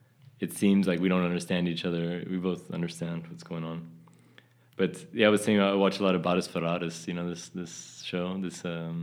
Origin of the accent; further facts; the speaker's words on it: Texas, United States; moved away; The way I used to speak in Texas, I don't speak that way anymore